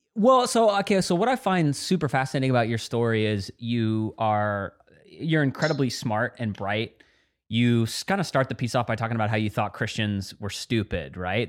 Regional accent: Dallas, Texas, United States; I grew up in Dallas, Texas

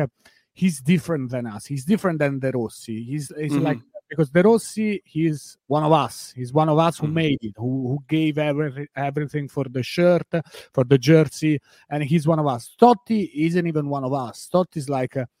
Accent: L'Aquila, Abruzzo, Italy; English is a second language; also born or lived in Rome; I was born in Rome, but I grew up in a different town. It's called L'Aquila.

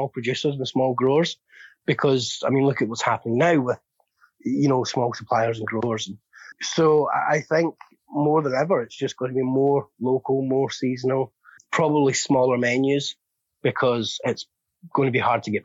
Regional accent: just outside Glasgow, Scotland, United Kingdom; now in Edinburgh, United Kingdom; I was born just outside Glasgow. So I'm more Glaswegian

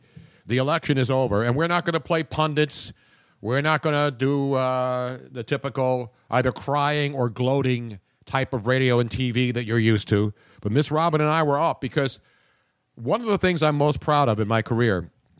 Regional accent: Philadelphia, Pennsylvania, United States; I grew up in Philadelphia, very liberal city

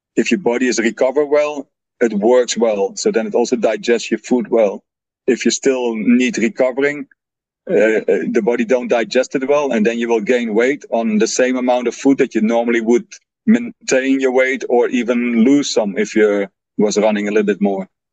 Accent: Netherlands; English is a second language; moved away; I'm original from the Netherlands

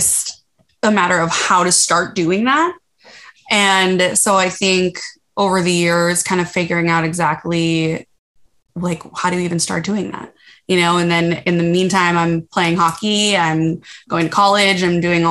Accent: Minnesota, United States; I grew up in Minnesota

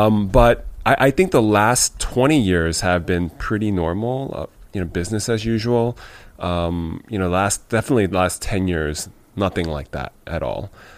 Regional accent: New York, United States; Growing up in Chinatown in the 80s and 90s

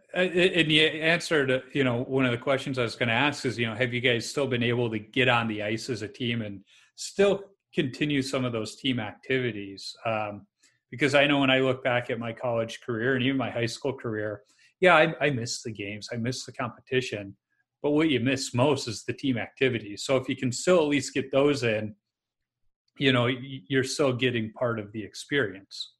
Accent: Chicago, Illinois, United States; I grew up in Chicago where we had association hockey

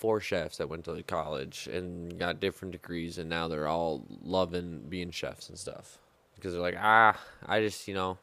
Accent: Midwest, United States; I'm from the Midwest

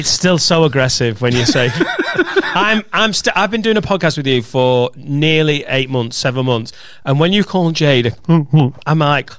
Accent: Leeds, Yorkshire and the Humber, United Kingdom; I'm from Leeds, Chinese heritage.

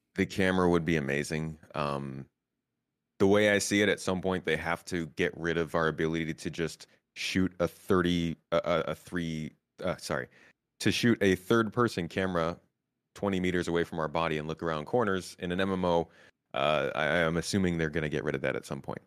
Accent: United States; now in Turkey; they can tell I'm American

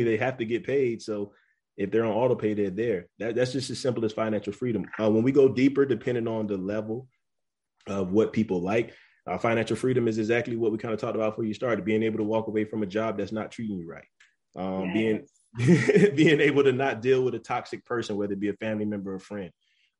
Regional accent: Florence, South Carolina, United States; moved away as an adult; I'm originally from Florence, South Carolina. Me and Raven went to school together from Wilson University or Wilson High

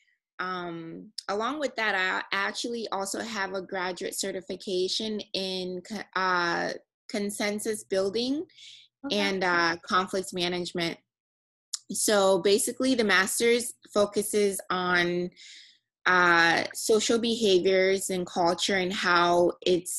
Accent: Nigeria; a Nigerian female. You know, growing up in a culture

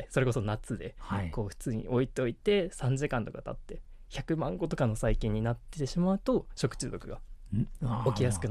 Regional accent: Sapporo, Hokkaido, Japan; 私は生まれも育ちも北海道札幌になります

